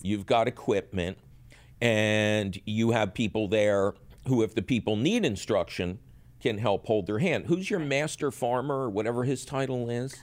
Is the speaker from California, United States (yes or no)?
no; Philadelphia, Pennsylvania, United States; when I grew up in Philly